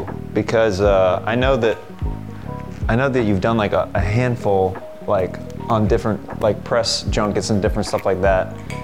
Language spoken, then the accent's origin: English; Kansas, United States; I grew up in Kansas. You know, things are a little different there.